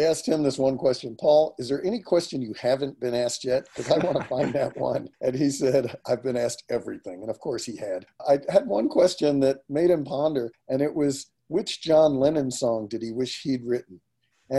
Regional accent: New York, United States; now in Santa Cruz, United States; I was raised in New York, went to high school, college

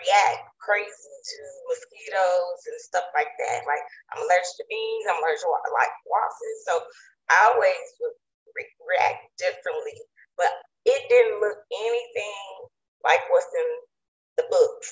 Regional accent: East Texas, United States; also born or lived in Virginia; my family, and we are from East Texas, the country

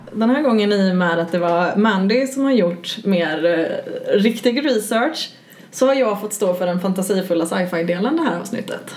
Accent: Gothenburg, Västra Götaland, Sweden; Jag är göteborgare

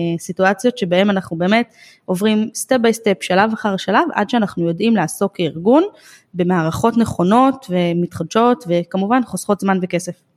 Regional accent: Israel; אצלנו בישראל

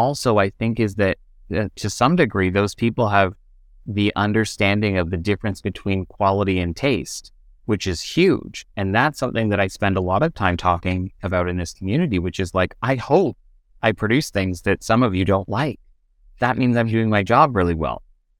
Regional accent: Kingston, Ontario, Canada; No, and you know, I grew up in Kingston, and there there isn't a main professional theater in Kingston that exists.

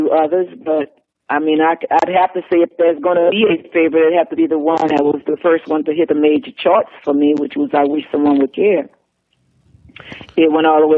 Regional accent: New Orleans, Louisiana, United States; growing up in New Orleans

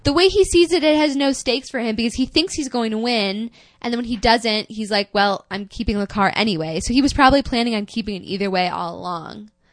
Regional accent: United States

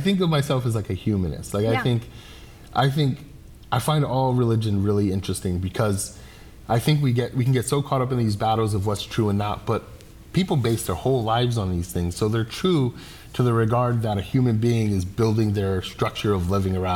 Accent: Holyoke, Massachusetts, United States; I'm a kid from Holyoke.

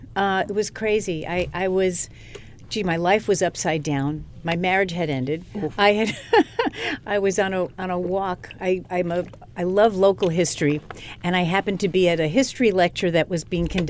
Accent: Glen Cove, New York, United States; I grew up in Glen Cove. My grandparents were in Cedarhurst

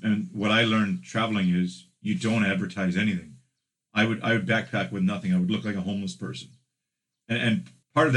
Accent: Thunder Bay, Ontario, Canada; moved away; also born or lived in Saskatchewan / Toronto / Korea; I moved from Thunder Bay to the prairies, I mean, I was an outcast. I was like a city boy, and I was from Thunder Bay.

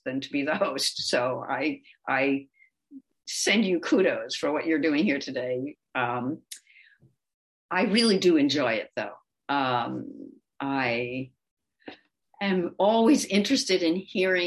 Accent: United States; first language English; moved away as an adult; also born or lived in Switzerland / Kansas; we came back to the States. And one of the things that was really incredible to me was being immersed in my native language again

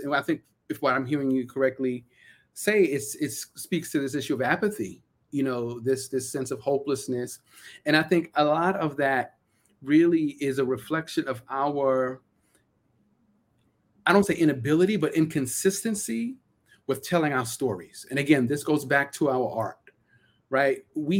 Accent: Brooklyn, New York, United States; So when I go walk outside my house and I speak with a certain linguistic style that reflects that I'm from Central Brooklyn, that's culture, right?

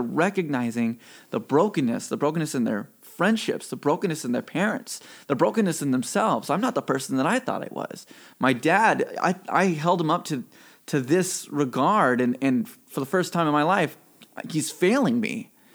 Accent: Mississippi, United States; also born or lived in California; I was born in California and raised in Mississippi

